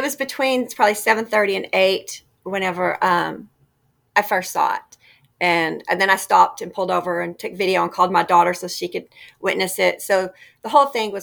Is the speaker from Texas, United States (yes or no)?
yes; Amarillo, Texas, United States; I'm from Amarillo